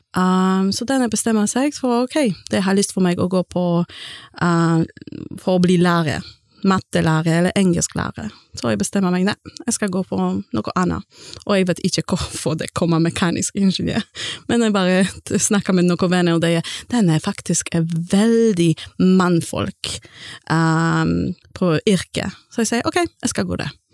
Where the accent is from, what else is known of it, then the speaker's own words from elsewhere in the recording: Gdańsk, Pomeranian Voivodeship, Poland; first language Polish; Norwegian is a second language; moved away as an adult; also born or lived in England; now in Stord, Norway; kommer fra Polen, og jeg kommer fra Gdansk-området, og jeg flyttet til Norge i 2006.